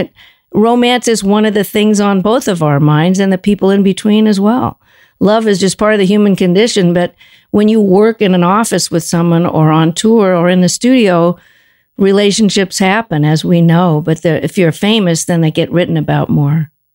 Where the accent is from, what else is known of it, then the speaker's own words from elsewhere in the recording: Los Angeles, California, United States; moved away; also born or lived in Cambridge; we were from L